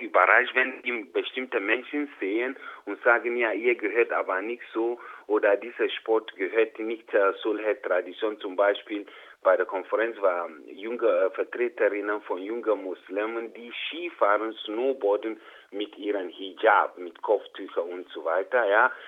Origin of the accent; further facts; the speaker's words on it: Ghana; moved away as an adult; now in Innsbruck, Austria; ich bin in Ghana geboren, aufgewachsen, mit 28 Jahren nach Österreich gekommen